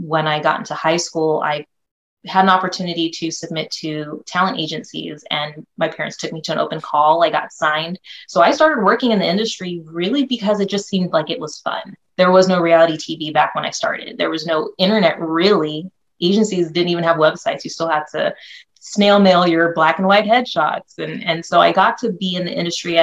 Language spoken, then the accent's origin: English; North Bay area, California, United States; also born or lived in Philippines; came to California when I was about maybe 3 or 4. So I've been a California girl ever since, always been in the North Bay area